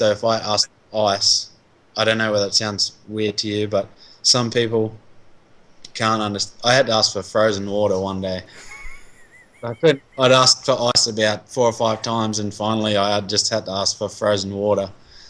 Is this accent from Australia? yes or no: yes; Australia; now in United States; And I'm Aussie